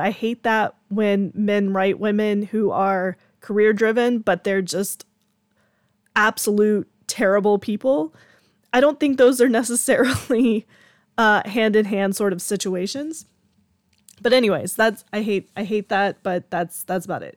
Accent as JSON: {"language": "English", "region": "Georgia", "country": "United States", "said": "I'm from Georgia and I live in the country"}